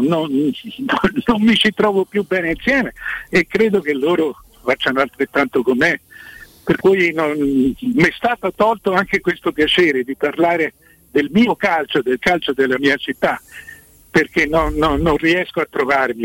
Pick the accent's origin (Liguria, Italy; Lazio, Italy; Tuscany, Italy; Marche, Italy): Tuscany, Italy; Florence; essendo fiorentino